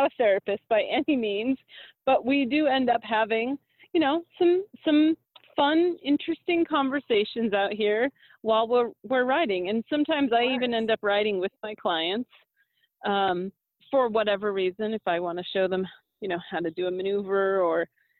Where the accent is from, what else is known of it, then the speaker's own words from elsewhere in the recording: Massachusetts, United States; now in Albuquerque, United States; I'm from Massachusetts and I've lived all over the country